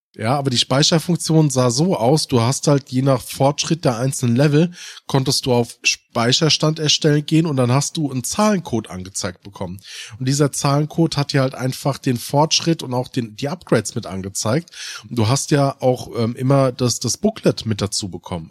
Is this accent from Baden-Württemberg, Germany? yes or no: no; Hesse, Germany; im der Ortschaft, wo ich aufgewachsen bin